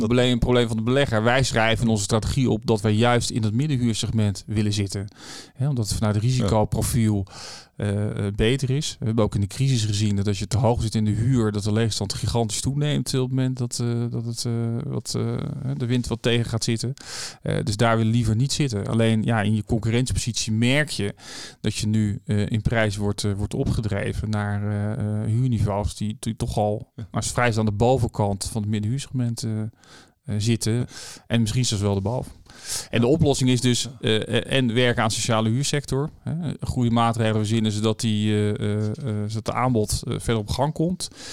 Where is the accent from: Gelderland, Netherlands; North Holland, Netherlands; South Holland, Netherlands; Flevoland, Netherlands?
South Holland, Netherlands; Rijswijk; now in The Hague, Netherlands; ik ben dus geboren in Juliana Kinderziekenhuis en opgegroeid in Rijswijk